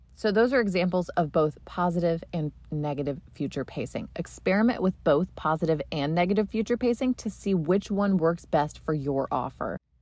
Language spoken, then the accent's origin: English; Delaware, Ohio, United States; I used to see driving to school every day in my hometown in Delaware, Ohio.